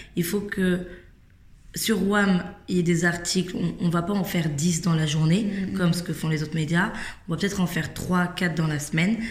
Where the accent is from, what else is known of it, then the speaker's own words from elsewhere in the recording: Versailles, Île-de-France, France; j'ai grandi à Versailles